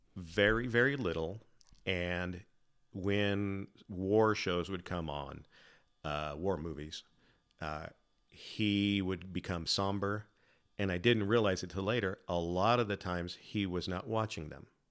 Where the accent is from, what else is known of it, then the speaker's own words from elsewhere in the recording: Salem, Oregon, United States; also born or lived in San Diego; primarily grew up in, in Salem